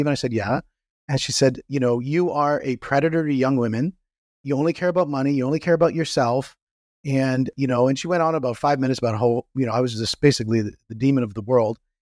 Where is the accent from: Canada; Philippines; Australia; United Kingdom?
Canada; I'm from Canada